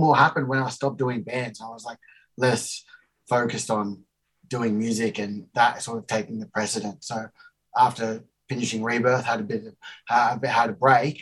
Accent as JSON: {"language": "English", "country": "Australia", "tie": "born or raised there", "said": "I'm Australian born, and my father is from South Africa."}